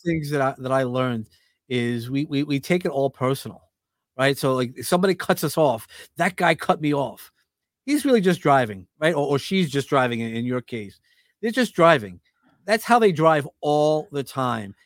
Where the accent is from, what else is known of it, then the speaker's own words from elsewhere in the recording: New York City, New York, United States; I grew up in Brooklyn